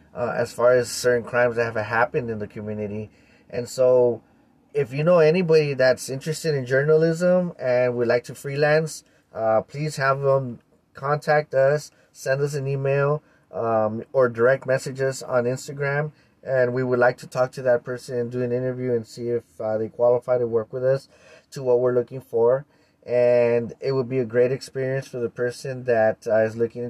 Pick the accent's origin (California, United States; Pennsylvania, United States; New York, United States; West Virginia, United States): California, United States; East Los Angeles; I was born and raised in East Los Angeles.